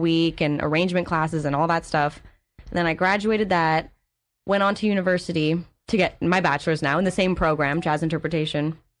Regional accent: Montreal, Quebec, Canada; moved away as an adult; I'm from Montreal. originally.

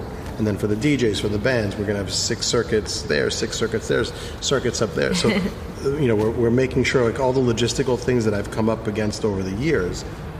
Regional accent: New York, United States; also born or lived in North Africa; You know, growing up in Manhattan

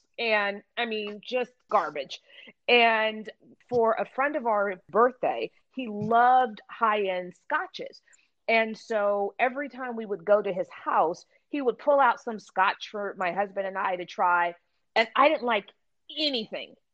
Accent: Pasadena, California, United States; I grew up in Pasadena as the child of two teetotalers.

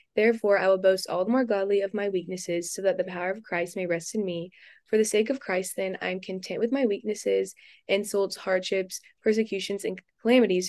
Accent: Houston, Texas, United States; moved away as an adult; also born or lived in Louisiana; I'm also from Houston, Texas

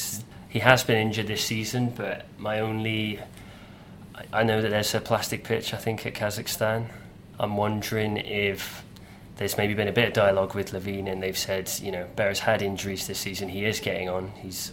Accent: Cheltenham, South West England, United Kingdom; accent: English; my family's Scottish from Edinburgh, but I was brought up down in Cheltenham, so I unfortunately picked up the English accent

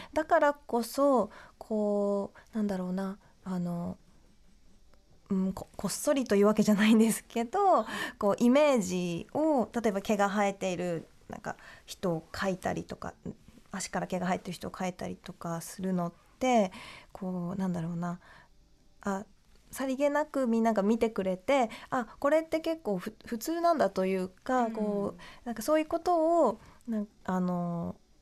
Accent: Japan; moved away as an adult; also born or lived in London; 日本でこう生まれ育った自分は

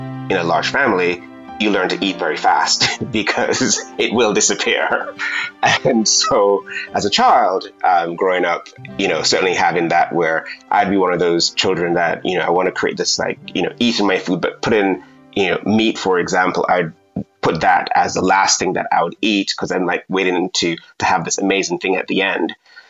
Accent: Jamaica; And being that I'm from Jamaica, got really excited and there was a massive queue.

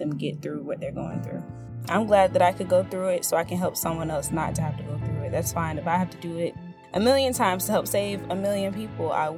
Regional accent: St. Petersburg, Florida, United States; I'm from St. Petersburg, Florida

